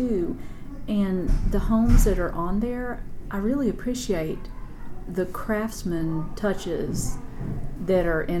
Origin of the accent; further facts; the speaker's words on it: Maryville, Tennessee, United States; we're in Maryville here today, and that's my hometown